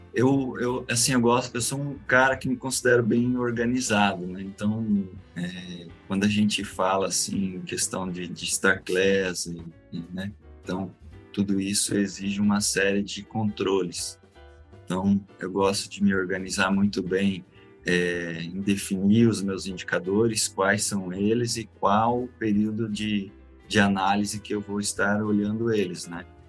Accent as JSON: {"language": "Portuguese", "town": "Joinville", "region": "Santa Catarina", "country": "Brazil", "tie": "born or raised there", "said": "sou natural de Joinville mesmo. Nasci, cresci aqui. Nunca mudei"}